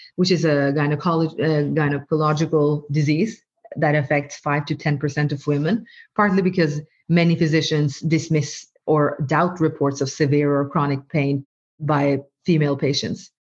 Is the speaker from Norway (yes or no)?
yes; Norway; first language Norwegian; English is a second language; english or norwegian which is my mother tongue but my parents are from from bangladesh and so i i growing up i also was taught bengali